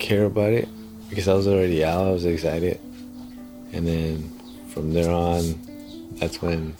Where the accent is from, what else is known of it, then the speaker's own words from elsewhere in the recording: Los Angeles, California, United States; also born or lived in Mexico; now in San Jose, United States; I was born in Mexico. I went to school in Los Angeles.